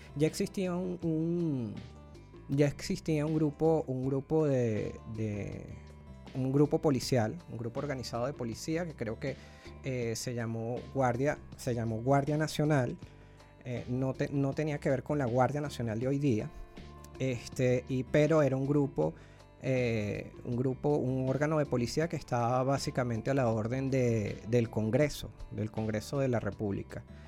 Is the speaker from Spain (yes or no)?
no; Caracas, Capital District, Venezuela; yo soy, yo soy de Caracas